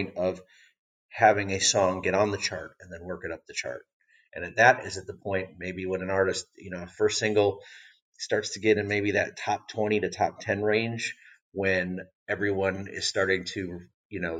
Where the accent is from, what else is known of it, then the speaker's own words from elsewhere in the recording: Racine, Wisconsin, United States; moved away; I'm a Wisconsin native from Racine